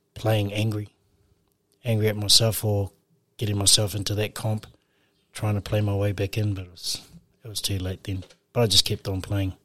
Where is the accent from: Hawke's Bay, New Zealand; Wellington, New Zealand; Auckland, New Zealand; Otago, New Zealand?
Auckland, New Zealand; now in Whangarei, New Zealand; we grew up on the North Shore in Auckland